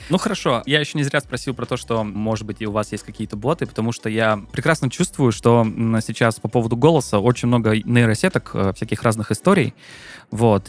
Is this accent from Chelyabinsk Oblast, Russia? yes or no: no; Krasnodar, Krasnodar Krai, Russia; я сам из Краснодара